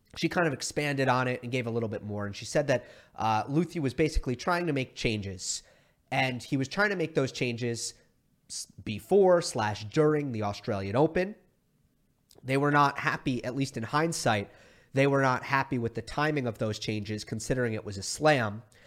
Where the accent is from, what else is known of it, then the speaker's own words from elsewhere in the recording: New York, United States; moved away; my best friends who I grew up with in New York